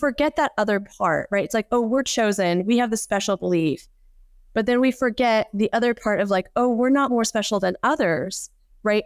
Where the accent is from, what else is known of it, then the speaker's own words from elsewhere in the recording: United States; I am Korean American and a woman